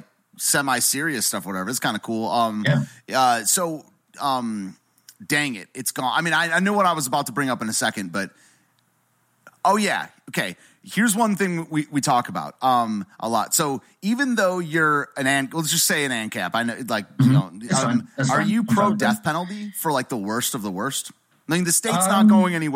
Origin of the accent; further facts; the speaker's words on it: United States; I'm an American